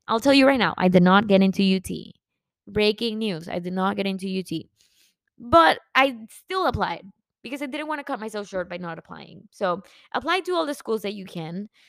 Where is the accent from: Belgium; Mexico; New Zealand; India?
Mexico; also born or lived in McAllen; now in Dallas, United States; I am from Mexico